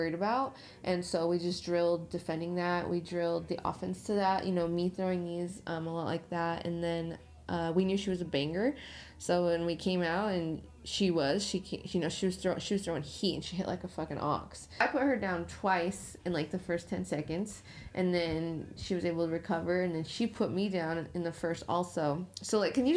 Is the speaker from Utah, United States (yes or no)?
yes; Utah, United States; moved away; that's my hometown, that's my home state